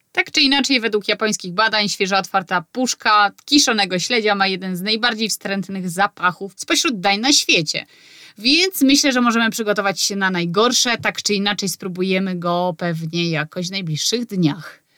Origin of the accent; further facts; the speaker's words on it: Poland; moved away as an adult; now in Sweden; Ja na przykład pochodzę z małego miasta i u mnie na spokojnie się mówiło